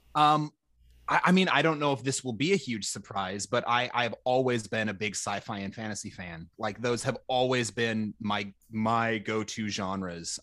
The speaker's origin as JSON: {"language": "English", "region": "Minnesota", "country": "United States", "tie": "born or raised there", "said": "I I grew up in Minnesota. We're famous for our nice people"}